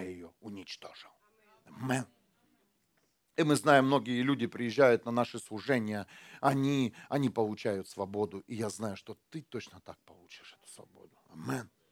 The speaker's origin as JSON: {"language": "Russian", "country": "Ukraine", "tie": "born or raised there", "moved": "yes", "lives_now": "Germany"}